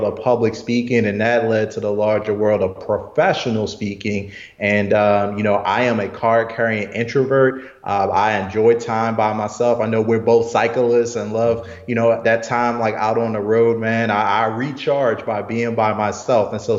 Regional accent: Baltimore, Maryland, United States; Morgan State University, which is in Baltimore, my hometown

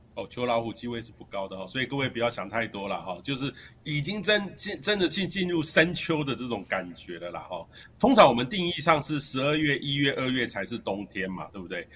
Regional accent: central Taiwan, Taiwan; 我在中部长大的

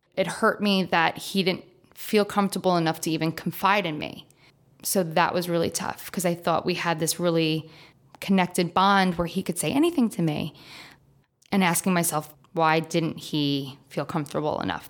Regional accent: New York, United States; I'm from New York

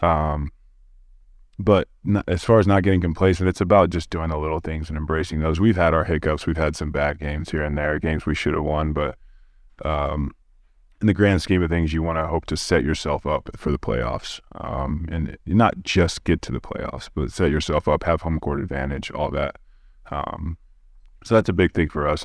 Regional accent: Oklahoma City, Oklahoma, United States; I'm also from Oklahoma City

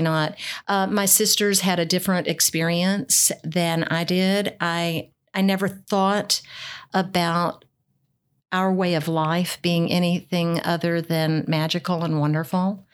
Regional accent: Foreman, Arkansas, United States; now in Louisville, United States; nobody knows where Foreman, Arkansas is. That's where I was raised.

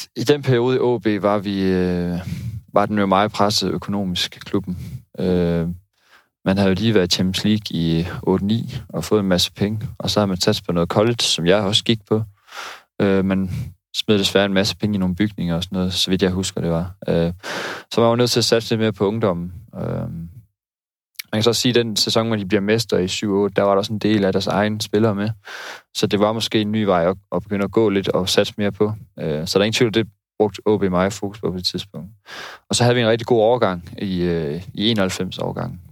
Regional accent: North Jutland, North Denmark Region, Denmark; moved away as an adult; also born or lived in Odense / Aalborg; now in Aarhus, Denmark; jeg er opvokset i Nordjylland

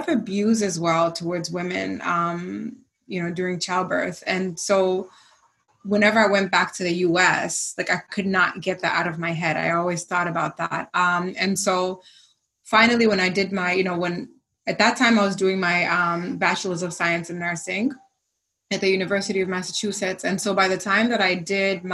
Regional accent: Zanzibar, Tanzania; moved away; also born or lived in United States; growing up in Zanzibar, I grew up actually with in a house with two of the, I think, five or six physicians

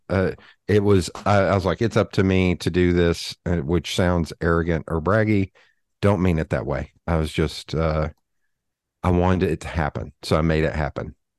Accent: Knoxville, Tennessee, United States; I am born and raised in Knoxville, Tennessee

